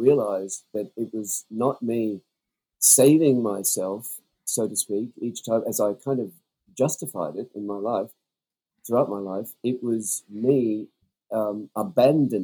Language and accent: English; Australia; also born or lived in New Zealand; as an Australian